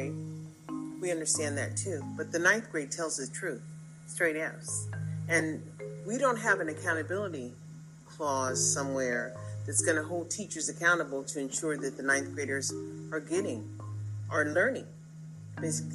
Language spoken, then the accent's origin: English; United States